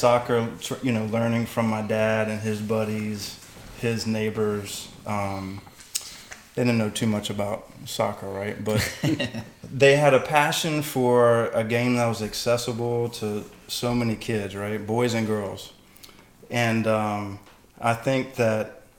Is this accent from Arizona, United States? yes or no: no; Atlanta, Georgia, United States; moved away as an adult; also born or lived in San Juan del Sur, Nicaragua; born and raised in Atlanta